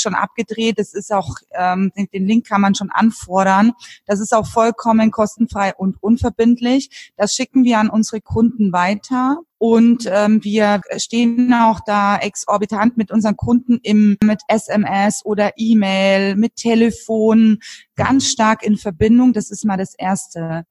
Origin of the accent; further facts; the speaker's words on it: Franconia, Bavaria, Germany; moved away as an adult; also born or lived in Munich; jetzt bin ich tatsächlich seit zehn Jahren wieder hier in Franken mhm. zurück in meiner Heimat, da wo ich herkomme